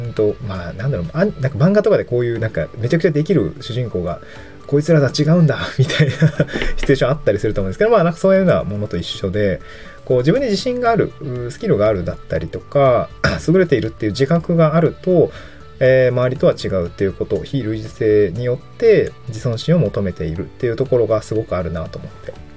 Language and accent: Japanese; Niigata, Japan; moved away as an adult; also born or lived in Hirosaki, Aomori / Itabashi, Tokyo / Tokyo; now in Awaji Island, Japan; 生まれは新潟で、あの、柿の種のある亀田町っていうとこですの人です